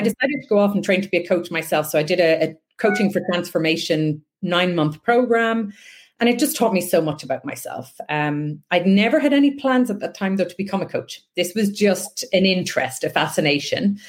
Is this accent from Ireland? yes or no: yes; west coast of Ireland, Ireland; I grew up on the west coast of Ireland